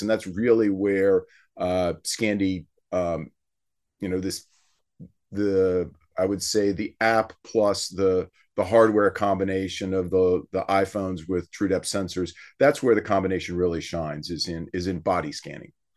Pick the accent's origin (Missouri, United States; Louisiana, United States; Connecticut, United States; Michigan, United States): Louisiana, United States; South; we're from South Louisiana